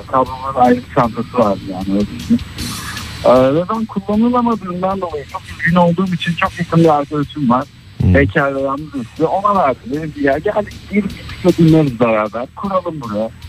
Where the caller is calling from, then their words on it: Istanbul, Turkey; ben İstanbul'dan.